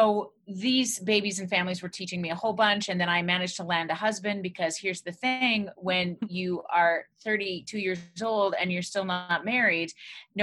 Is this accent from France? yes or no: no; Alberta, Canada; now in Quebec, Canada; I grew up in Alberta in a small town